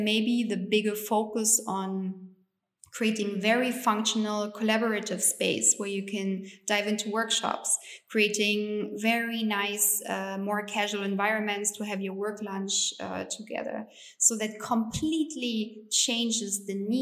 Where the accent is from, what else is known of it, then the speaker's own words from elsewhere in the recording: East Germany, Germany; English is a second language; moved away as an adult; also born or lived in United States; I grew up in East Germany